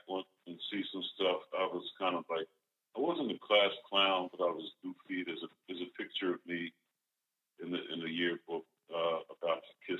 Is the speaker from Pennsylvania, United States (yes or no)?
yes; Philadelphia, Pennsylvania, United States; moved away as an adult; now in New Jersey, United States; I'm from Mount Airy, Dogtown section of Philly. That's where I grew up